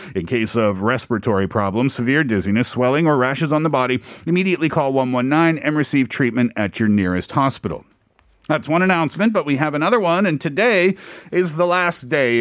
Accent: Canada; now in South Korea; I'm Canadian

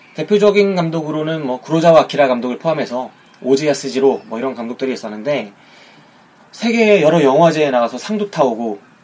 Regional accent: South Korea

